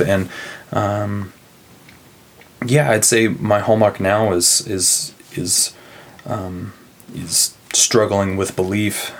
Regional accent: Broken Arrow, Oklahoma, United States; moved away; Broken Arrow, Broken Arrow, Oklahoma, outside of Tulsa.

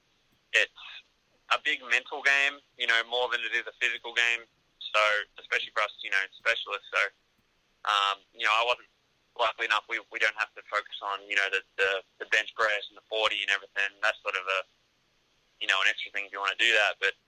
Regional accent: Australia; moved away as an adult; being Australian

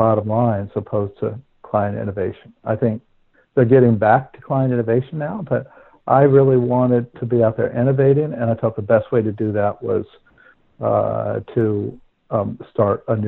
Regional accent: Princeton, New Jersey, United States; moved away as an adult; also born or lived in London / Dubai; the farmhouse that I grew up in Princeton

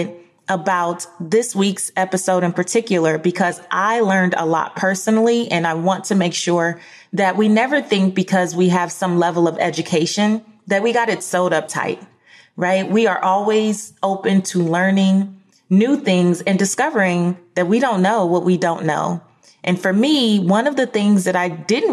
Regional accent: Los Angeles, California, United States; We both from LA, you know, LA. So I grew up in Leimert Park

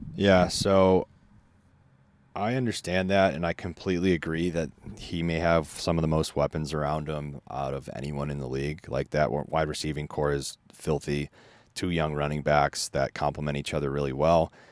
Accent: Chicago, Illinois, United States; growing up in Chicago and seeing Favre and then Rodgers come

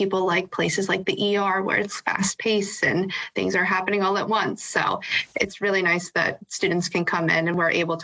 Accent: DuBois, Pennsylvania, United States; I grew up in Dubois, PA

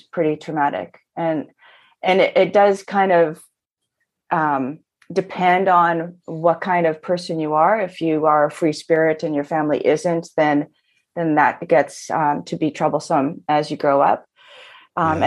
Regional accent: Toronto, Ontario, Canada; I come to you from Toronto. I've been born, I was born and raised here.

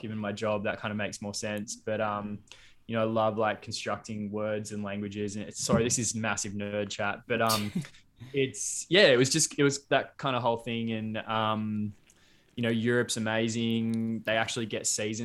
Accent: Sydney, New South Wales, Australia; born in Sydney and then did all my schooling in Sydney.

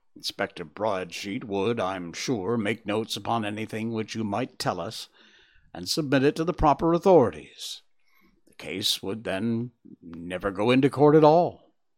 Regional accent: Connecticut, United States; That's my home state.

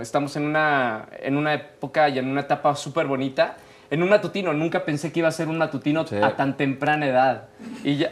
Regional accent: Monterrey, Nuevo León, Mexico; Yo soy de Monterrey

